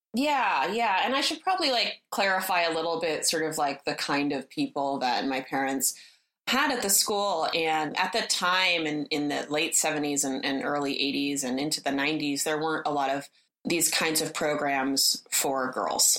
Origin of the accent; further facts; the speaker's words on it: Berkeley, California, United States; moved away as an adult; also born or lived in Florence, Italy; I grew up in Berkeley, in Berkeley, California, which is, you know, in the Bay Area